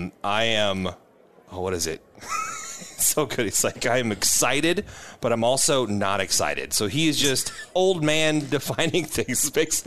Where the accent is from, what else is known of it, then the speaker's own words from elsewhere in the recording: Iowa, United States; now in Nebraska, United States; I'm from Iowa